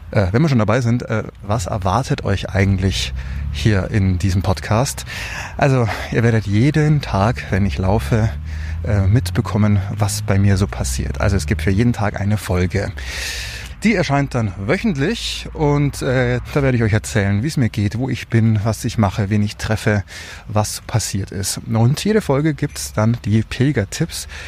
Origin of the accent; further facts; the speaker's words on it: Munich, Bavaria, Germany; bin aus München, arbeite dort beim Radio